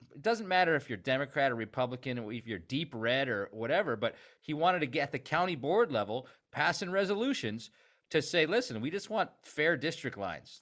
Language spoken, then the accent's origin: English; Stevens Point, Wisconsin, United States; I grew up in Stevens Point